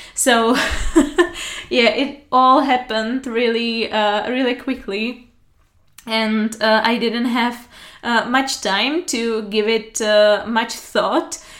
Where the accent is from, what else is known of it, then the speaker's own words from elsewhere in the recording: Pilsen, Plzeň Region, Czechia; English is a second language; also born or lived in Prague; I was raised and born in Pilsen, and uh, it has always been my hometown